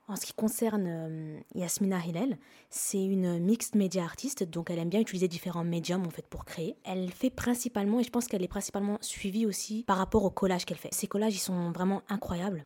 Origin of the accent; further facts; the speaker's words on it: Lebanon; je suis libanaise